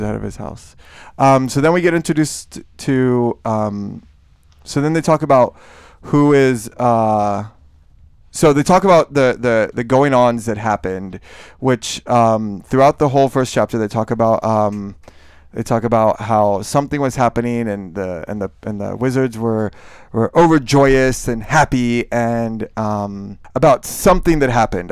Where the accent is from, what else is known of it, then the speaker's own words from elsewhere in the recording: Miami, Florida, United States; moved away; I grew up in Miami